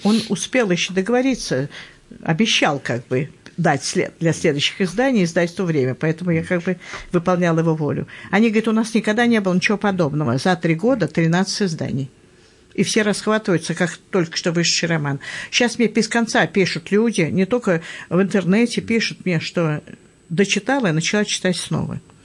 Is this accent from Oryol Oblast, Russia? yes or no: no; Moscow, Russia; я москвичка